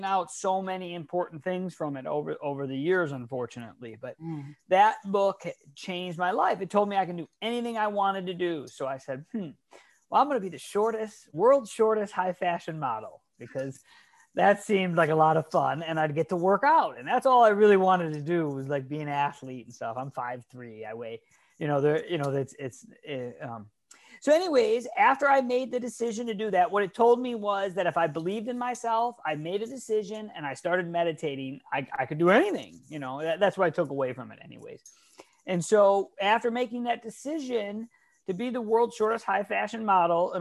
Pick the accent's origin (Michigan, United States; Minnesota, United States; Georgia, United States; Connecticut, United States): Michigan, United States; Detroit; now in California, United States; I'm actually from Detroit, Michigan, but I've lived in California for the last 20 years.